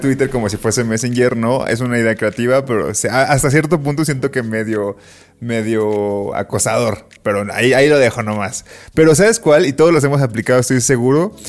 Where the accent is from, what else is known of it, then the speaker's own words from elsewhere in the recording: Colima, Mexico; tengo tatuado Colima